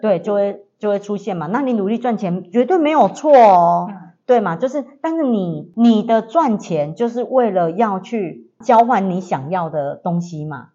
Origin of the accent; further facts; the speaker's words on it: southern Taiwan, Taiwan; 我们是来自南台湾的